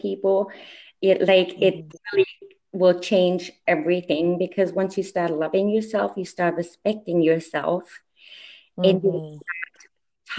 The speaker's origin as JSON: {"language": "English", "country": "Germany", "tie": "born or raised there", "moved": "as an adult", "lives_now": "United States", "said": "I was born and raised in Germany"}